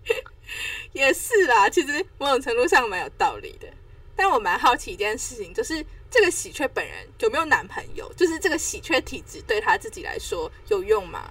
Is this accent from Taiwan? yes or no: yes; Taipei, Taiwan; 我台北人气，气息到底是多强